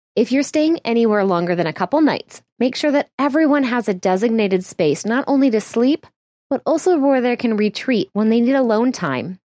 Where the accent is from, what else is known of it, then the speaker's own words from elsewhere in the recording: Midwest, United States; My family is full of super helpful people. We're from the Midwest